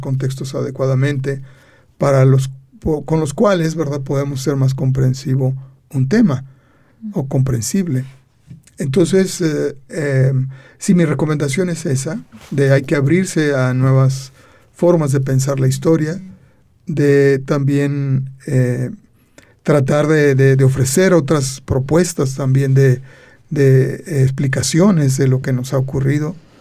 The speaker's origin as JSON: {"language": "Spanish", "region": "Aguascalientes", "country": "Mexico", "said": "somos de Aguascalientes"}